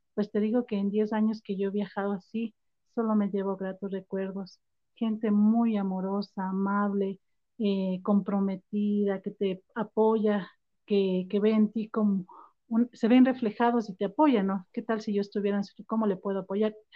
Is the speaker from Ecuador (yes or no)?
yes; Ambato, Tungurahua, Ecuador; now in Quito, Ecuador; yo soy ambateña, nací en Ambato y en el 85 mi primer gran viaje aquí a Quito. Mi mami nos trajo en el tren